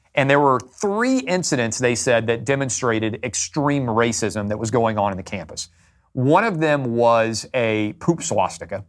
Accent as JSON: {"language": "English", "town": "Nashville", "region": "Tennessee", "country": "United States", "tie": "born or raised there", "said": "I born and raised in Nashville, Tennessee, K through twelve, public school"}